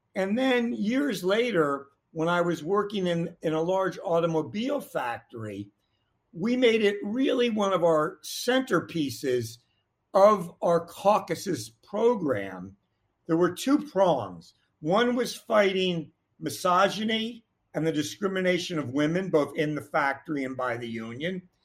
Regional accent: Washington, District of Columbia, United States; also born or lived in Wisconsin; I was a kid growing up in Washington, D.C.

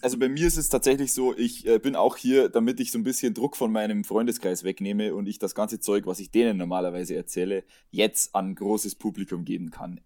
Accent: Bavaria, Germany; ich komme aus Bayern, das hört man auch so ein bisschen

